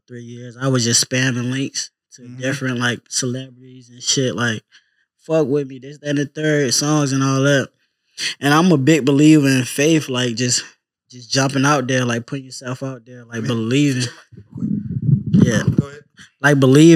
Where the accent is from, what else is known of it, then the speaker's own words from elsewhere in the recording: Waverly, Virginia, United States; I'm from Waverly, Virginia